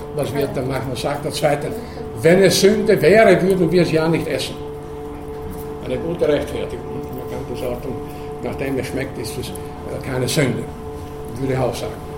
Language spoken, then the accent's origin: German; Burgenland, Austria; in meiner Kindheit, da wo ich herkomme, im Burgenland